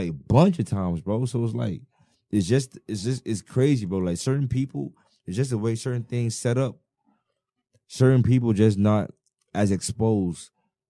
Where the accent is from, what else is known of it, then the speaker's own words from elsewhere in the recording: Bahamas; I'm from the Bahamas.